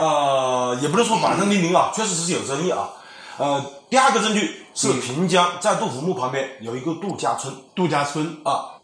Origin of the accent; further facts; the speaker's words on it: Miluo, Hunan, China; 我的家乡秘鲁